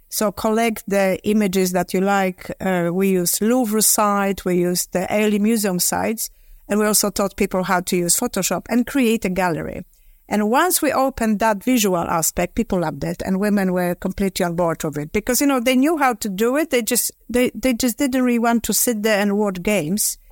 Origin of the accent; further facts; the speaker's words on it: Poland; moved away as an adult; now in London, United Kingdom; I was born in Poland, sort of in the midst of the communism